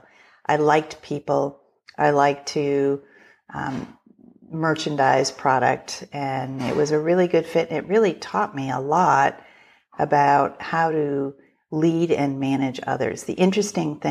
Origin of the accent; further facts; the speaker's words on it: Chicago, Illinois, United States; moved away as an adult; also born or lived in Minneapolis; I would accept a role back in Chicago, which was my hometown